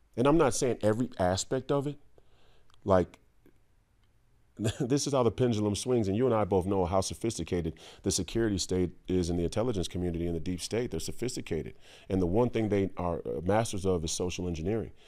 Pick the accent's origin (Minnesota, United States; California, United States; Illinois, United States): Minnesota, United States; Minneapolis; also born or lived in Saint Paul; I grew up in the Twin Cities. I grew up in Minneapolis. I grew up in Saint Paul